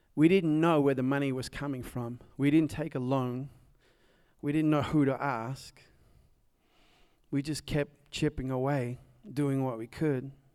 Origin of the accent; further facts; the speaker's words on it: Nashville, Tennessee, United States; also born or lived in Dallas, Texas; As you can probably tell from my accent, I am from south of here on Nolansville Road.